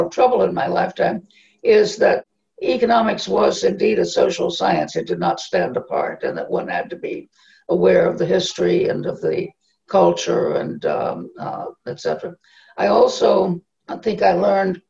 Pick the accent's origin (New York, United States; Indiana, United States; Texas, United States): Texas, United States; Southwest; moved away; also born or lived in Tennessee; I grew up in Southwest Texas in a very, very, very small town